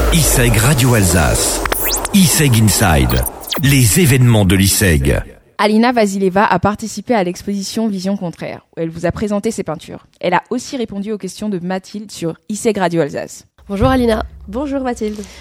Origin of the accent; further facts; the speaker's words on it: Kazakhstan; French is a second language; moved away as an adult; now in France; je suis une étrangère, je viens de Kazakhstan. Et ça fait déjà trois ans et demi que j'habite ici en France et ça fait déjà trois ans et demi que j'apprends français.